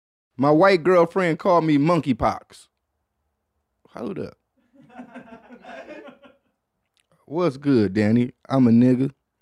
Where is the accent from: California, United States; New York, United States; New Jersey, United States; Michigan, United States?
Michigan, United States; Detroit; That shit look third world country like, and I'm from Detroit saying that shit.